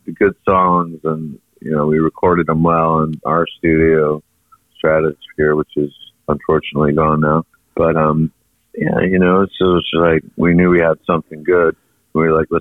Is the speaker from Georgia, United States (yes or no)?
no; Charleston, South Carolina, United States; also born or lived in New York / Los Angeles / London; now in Asheville, United States; I grew up in Charleston, but that was many, many moons ago